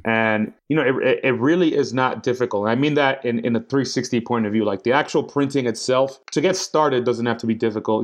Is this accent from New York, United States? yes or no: yes; New York City, New York, United States; now in London, United Kingdom; I'm from New York City. I'm from uptown Washington Heights, uh, where all the Dominicans are at with my people